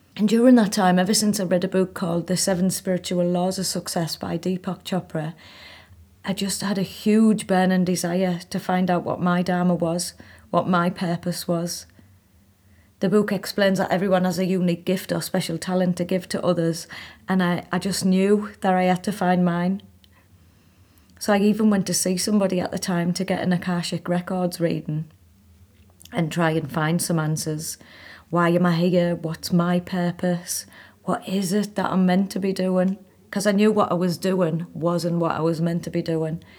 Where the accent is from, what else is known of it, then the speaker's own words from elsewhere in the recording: Hartlepool, North East England, United Kingdom; moved away as an adult; also born or lived in Manchester / India; I was living in my hometown in Hartlepool